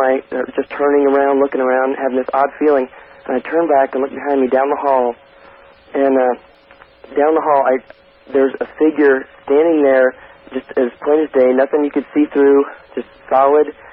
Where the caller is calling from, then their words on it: Overland Park, Kansas, United States; I'm calling from Overland Park, Kansas